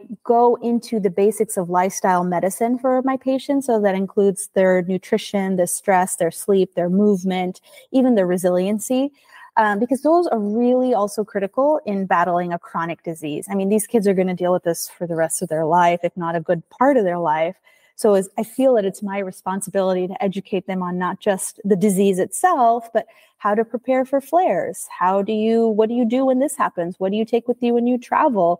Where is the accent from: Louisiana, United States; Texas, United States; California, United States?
Texas, United States; Houston; also born or lived in Chicago; my hometown of Houston